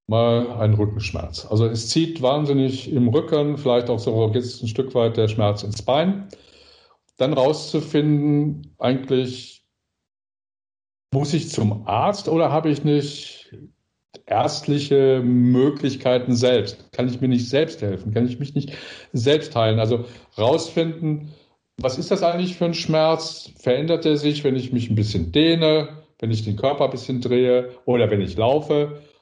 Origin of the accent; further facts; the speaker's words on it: North Rhine-Westphalia, Germany; Ich sage immer das, ich bin ja aus dem Ruhrgebiet.